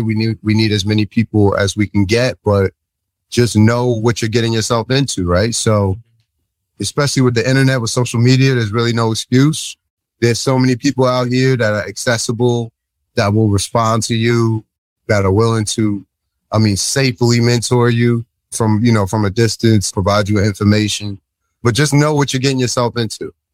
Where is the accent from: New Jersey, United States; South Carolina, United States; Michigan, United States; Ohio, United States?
New Jersey, United States; I'm from New Jersey